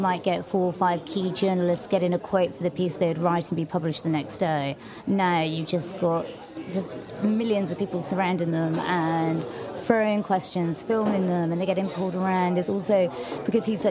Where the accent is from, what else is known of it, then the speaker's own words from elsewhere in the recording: London, United Kingdom; growing up in London